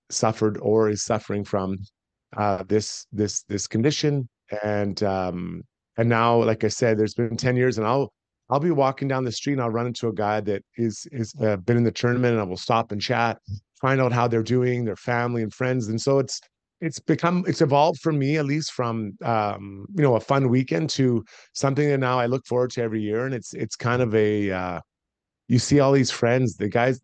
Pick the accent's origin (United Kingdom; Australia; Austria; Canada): Canada; Edmonton, Alberta; I'm from Edmonton. I grew up here. I'm a proud Edmontonian, proud Albertan.